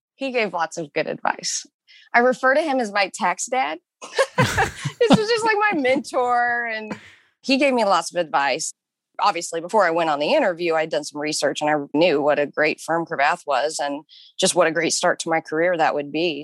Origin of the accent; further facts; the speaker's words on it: Kansas, United States; moved away as an adult; also born or lived in New York City / Pittsburg, Kansas; now in Denver, United States; I was born and raised in Kansas